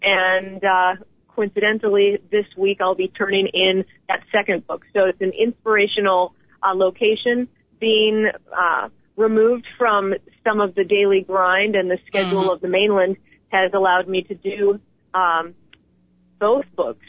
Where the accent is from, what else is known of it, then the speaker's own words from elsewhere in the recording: Wisconsin, United States; accent: Midwestern; also born or lived in Boston / South Florida / Madrid, Spain; Oh, I'm a small town girl from the western side of Wisconsin. So occasionally you hear my nasal Midwestern accent come out, but I have lived all over.